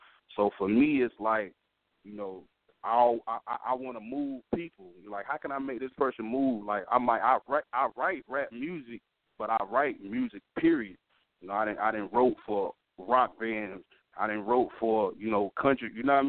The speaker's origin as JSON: {"language": "English", "town": "Memphis", "region": "Tennessee", "country": "United States", "said": "But I'm from Memphis, so you know I like R&B music to the fullest."}